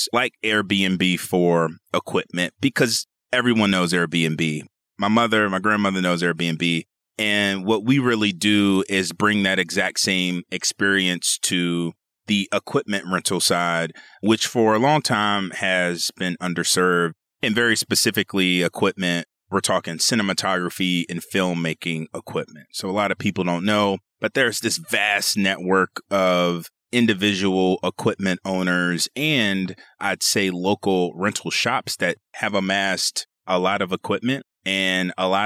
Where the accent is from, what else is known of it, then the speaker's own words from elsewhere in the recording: Seat Pleasant, Maryland, United States; grew up very, very, I'd say humbly is the way I like to put it. Sea Pleasant, Maryland. It's in Prince George's County, Maryland, a suburb of Washington, D.C.